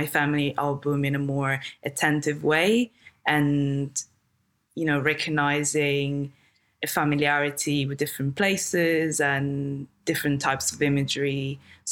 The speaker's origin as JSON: {"language": "English", "area": "a very small town in the north of Italy", "region": "northern Italy", "country": "Italy", "tie": "born or raised there", "also_born_or_lived": "London", "second_language": "English", "moved": "as an adult", "said": "I came from a very small town in the north of Italy, where I'm actually now."}